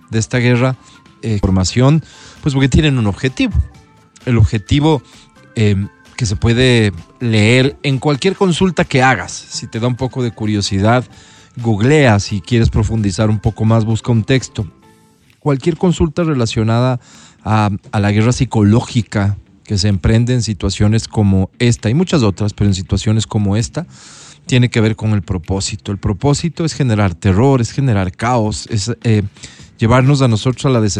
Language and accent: Spanish; Ecuador; somos un Estado constituido, vivo en Ecuador, soy ecuatoriano